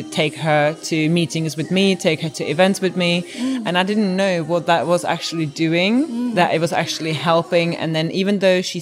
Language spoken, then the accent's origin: English; Prague, Czechia; now in United Kingdom; I'm originally from Czech Republic, from Prague, so I grew up there and I came to UK about 2000